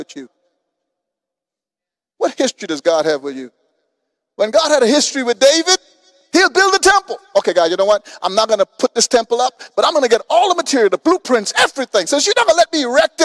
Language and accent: English; Guyana; now in Houston, United States; I came from from Guyana, South America.